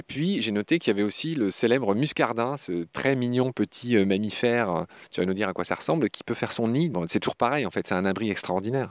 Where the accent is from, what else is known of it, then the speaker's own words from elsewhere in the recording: Lorraine, Grand Est, France; je suis lorrain